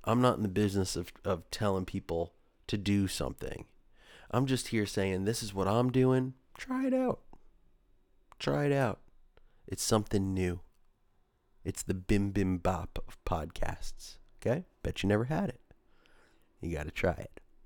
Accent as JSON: {"language": "English", "region": "forty minutes from New York City", "country": "United States", "tie": "born or raised there", "said": "I was born in New York, an, uh, forty minutes from New York City"}